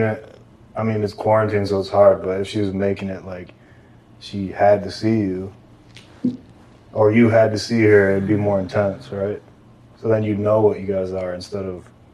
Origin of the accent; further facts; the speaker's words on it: Michigan, United States; now in Los Angeles, United States; I'm from Michigan